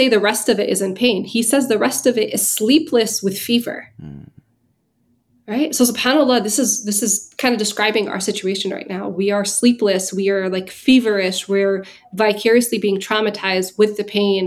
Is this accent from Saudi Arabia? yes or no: yes; Saudi Arabia; moved away; I grew up in Saudi